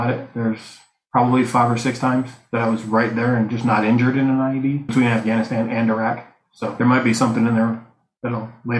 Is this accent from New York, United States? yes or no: yes; Buffalo, New York, United States; I'm from Buffalo, New York.